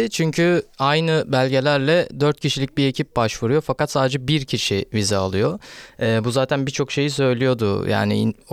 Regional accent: Istanbul, Turkey; ben İstanbul'da doğdum büyüdüm ve e, 15 yaşına kadar böyle bir e, Ali Beyköy denen bir yerdeydim ve orası biraz daha e, o zamanlarda da e, ufak ufak getto bir yerdi.

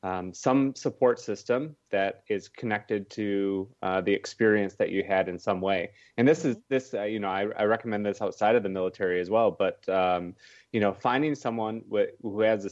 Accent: Wisconsin, United States; I'm from Wisconsin, so I went back to Wisconsin

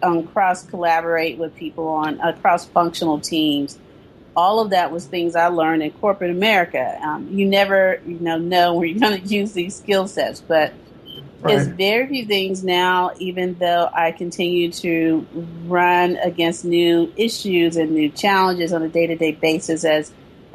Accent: the South, United States; also born or lived in East Coast / San Francisco Bay Area; now in San Francisco, United States; I'm from the South, so I still consider myself a Southern girl. You know, Southern born, true and true.

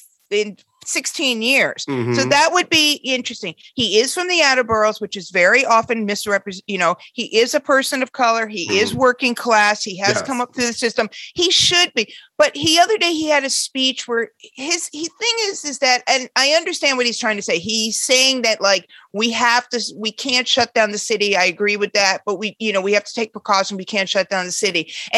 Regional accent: Queens, New York, United States; I'm from Queens too

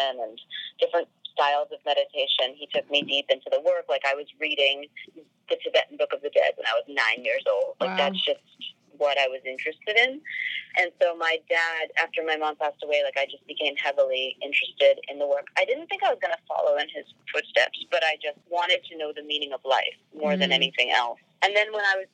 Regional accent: New York City, New York, United States; I was born in New York in Queens. And I grew up in New York City.

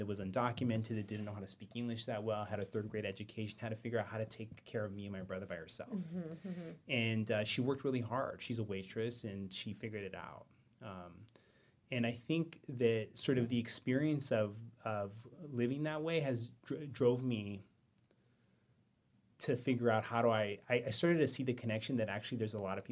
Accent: West Covina, California, United States; also born or lived in East Los Angeles; I was born in East L.A. and I grew up in West Covina

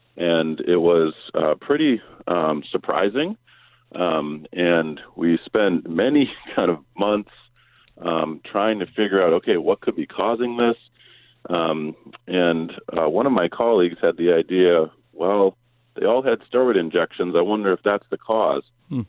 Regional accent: Massachusetts, United States; So I actually grew up in Massachusetts, so more of a Celtics and Patriots fan.

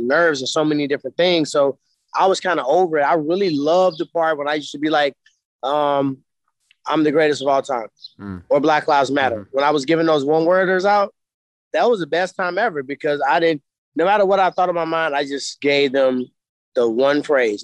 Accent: St. Louis, Missouri, United States; I'm from St. Louis

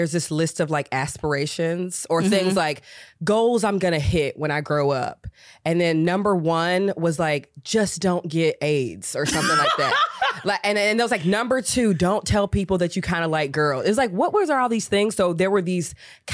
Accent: Georgia, United States; moved away as an adult; also born or lived in Chicago; I'm born and raised in Georgia

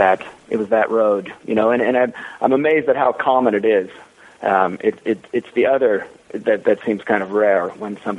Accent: Seattle, Washington, United States; moved away as an adult; also born or lived in Alaska / East Coast; I grew up near Seattle and went to school at the University of Washington

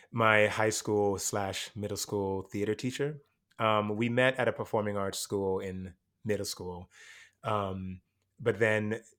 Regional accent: Jamaica; moved away; I came from Jamaica. I was put in a speech class

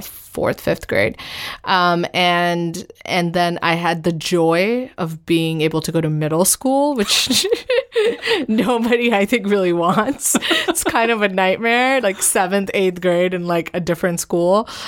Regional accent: New Delhi, Delhi, India; also born or lived in Northern Virginia, United States; now in New York, United States; I grew up, I was born and I grew up in New Delhi

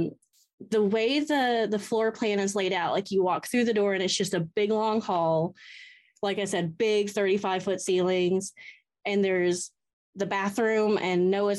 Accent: Atlanta, Georgia, United States; I am from Atlanta

